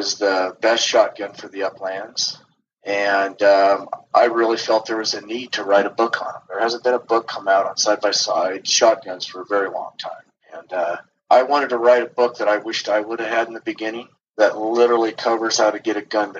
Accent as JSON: {"language": "English", "town": "Loveland", "region": "Colorado", "country": "United States", "tie": "born or raised there", "also_born_or_lived": "Fort Collins, Colorado", "said": "I'm from Loveland, Colorado, and I am a native from Colorado. I was born in Fort Collins"}